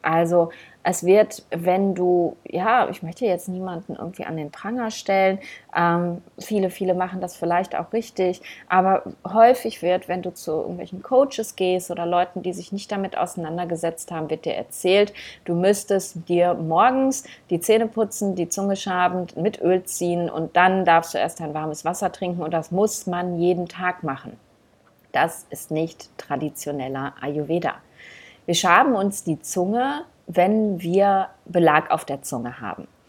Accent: Germany; bei uns in Deutschland

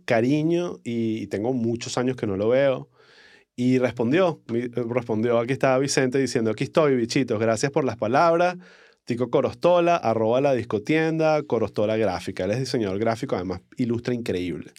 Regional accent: Caracas, Capital District, Venezuela; accent: caraqueño cifrino del este; mi acento caraqueño, cifrino mandibuleado

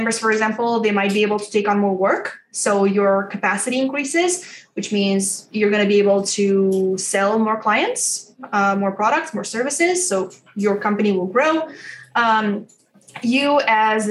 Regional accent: Romania; I'm from Romania and I work with the people overseas in the US

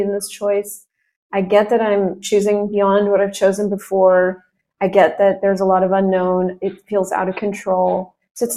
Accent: United States; moved away; I'm American. And it's not even because I define myself as that, but I'm not Colombian. I am American

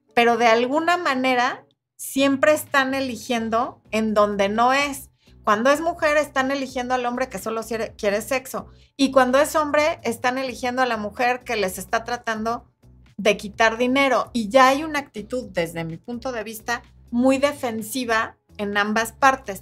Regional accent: Mexico; en mi país, que es México

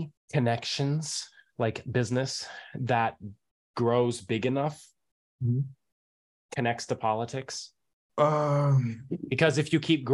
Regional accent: United States; I have one passport, I'm American, but I feel like a person of the world, but at the same time I grew up here and and family is here.

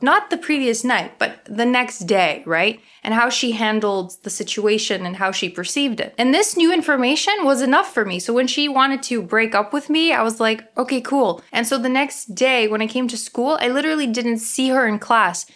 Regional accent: Toronto, Ontario, Canada; accent: Ukrainian; Toronto. Yay, my hometown

